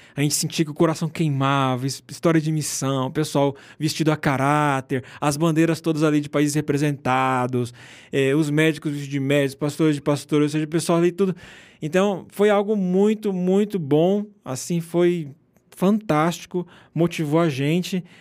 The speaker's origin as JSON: {"language": "Portuguese", "region": "Rondônia", "country": "Brazil", "also_born_or_lived": "Argentina", "moved": "as an adult", "said": "Eu venho do norte do Brasil, Rondônia"}